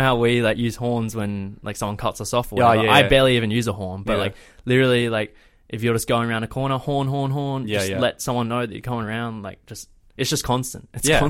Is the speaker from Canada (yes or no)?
no; Australia; something completely different to what we have experienced in Australia.